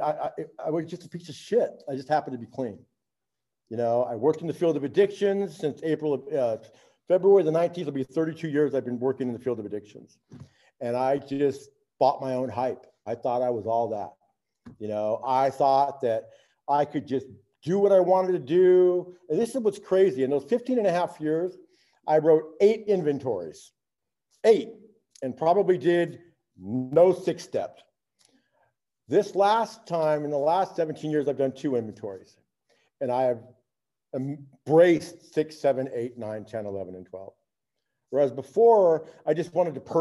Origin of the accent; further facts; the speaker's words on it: Riverside, California, United States; moved away; I was born and raised in Riverside, California.